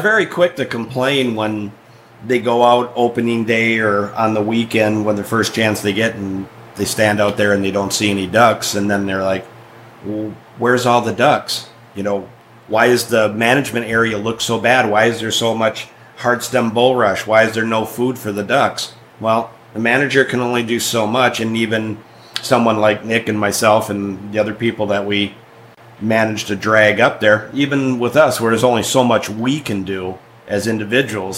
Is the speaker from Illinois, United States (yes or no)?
no; Wisconsin, United States; moved away; I grew up in Wisconsin